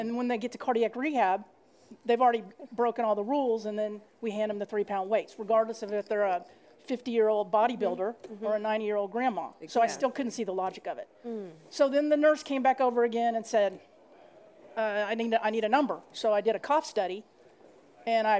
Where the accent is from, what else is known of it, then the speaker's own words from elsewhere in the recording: Dallas, Texas, United States; I'm from Dallas, Texas